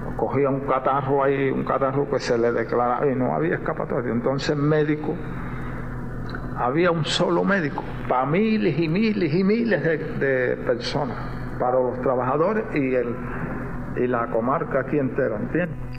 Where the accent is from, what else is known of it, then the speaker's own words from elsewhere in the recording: Cuba; Nosotros como cubanos